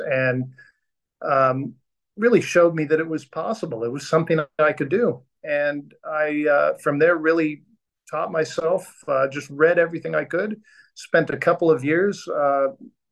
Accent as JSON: {"language": "English", "area": "Orange County", "region": "Southern California", "country": "United States", "tie": "born or raised there", "also_born_or_lived": "Downey, California / San Diego, California", "moved": "as an adult", "lives_now": "Australia", "said": "I was born and raised in Southern California, and I was born in a town called Downey, which is a suburb of Los Angeles, and grew up in Orange County"}